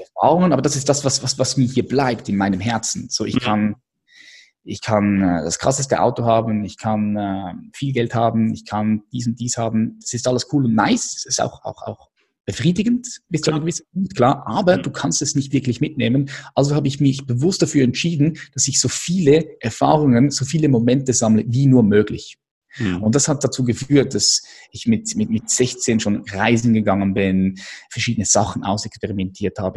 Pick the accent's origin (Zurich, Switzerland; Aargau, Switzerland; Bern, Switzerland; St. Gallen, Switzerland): Zurich, Switzerland; Adliswil; Ich bin aufgewachsen hier in der Schweiz, in Adliswil